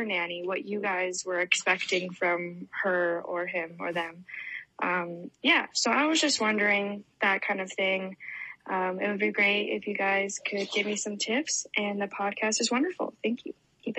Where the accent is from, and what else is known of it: Oregon, United States